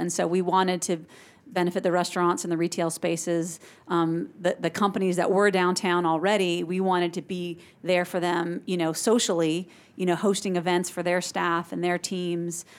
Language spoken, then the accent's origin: English; Silicon Valley, California, United States; now in Augusta, United States; growing up in Silicon Valley